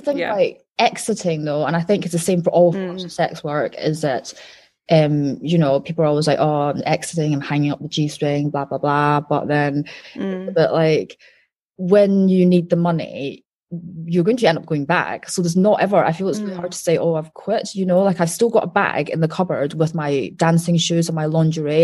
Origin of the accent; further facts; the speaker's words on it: Wuhan, Hubei, China; moved away; I'm from Wuhan